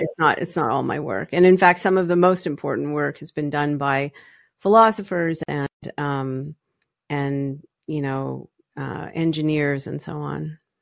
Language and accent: English; Canada; moved away as an adult; also born or lived in Toronto; now in United States; I am Canadian by birth